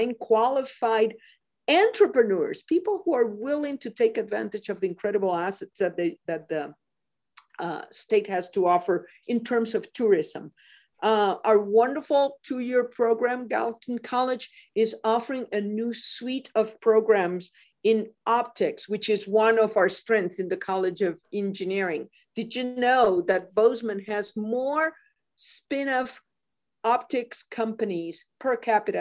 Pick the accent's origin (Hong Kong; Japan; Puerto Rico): Puerto Rico; Mayagüez; now in Montana, United States; I was born and raised in Puerto Rico.